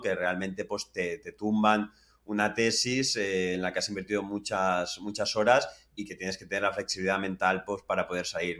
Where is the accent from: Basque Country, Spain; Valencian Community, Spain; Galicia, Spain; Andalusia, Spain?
Valencian Community, Spain; Carlet; moved away as an adult; now in United States; valorando el nivel de vida que, hay en España, en Valencia en concreto, en concreto en Carlet